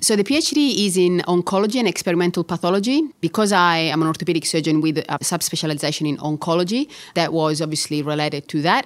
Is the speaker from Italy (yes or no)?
yes; Catania, Sicily, Italy; English is a second language; moved away as an adult; also born or lived in Bologna, Italy; now in Melbourne, Australia; I was born in Catania and I studied medicine in Catania